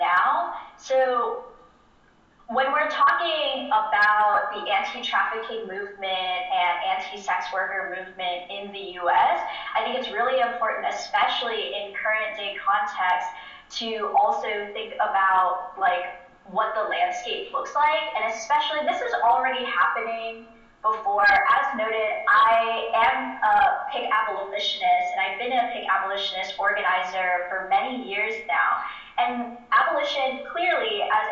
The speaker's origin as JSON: {"language": "English", "town": "New York City", "region": "New York", "country": "United States", "said": "my home state of New York City"}